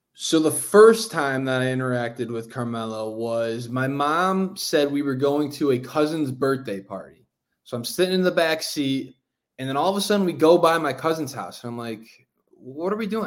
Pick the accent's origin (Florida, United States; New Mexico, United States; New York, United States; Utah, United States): New York, United States; Syracuse; moved away as an adult; now in New York City, United States; I'm born and raised in Syracuse.